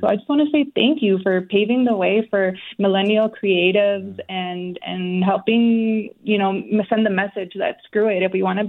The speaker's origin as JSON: {"language": "English", "town": "Cicero", "region": "Illinois", "country": "United States", "tie": "born or raised there", "said": "Like, I growing up in Cicero, like, there weren't many high expectations for girls like us."}